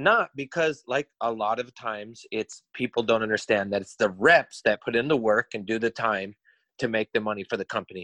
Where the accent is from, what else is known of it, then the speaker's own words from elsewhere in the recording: Montana, United States; I'm from Montana.